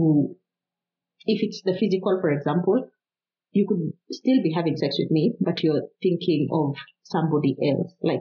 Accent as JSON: {"language": "English", "country": "Kenya", "moved": "yes", "lives_now": "Finland", "said": "We are from Kenya and we live in Finland"}